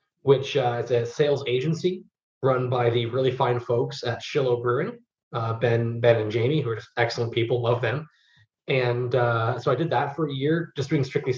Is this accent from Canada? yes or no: yes; Toronto, Ontario, Canada; also born or lived in Ottawa; I'm from Toronto originally, but I went to school in Ottawa, so I go home every summer